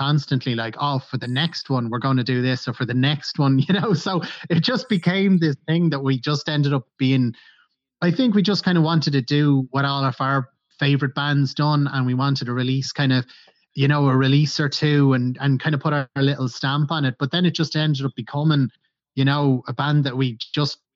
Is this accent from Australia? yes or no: no; Ireland